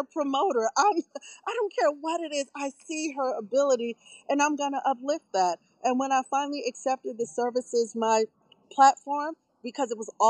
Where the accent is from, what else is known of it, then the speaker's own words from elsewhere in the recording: New York, United States; moved away; also born or lived in Baltimore/Washington D.C.; I'm from Brooklyn.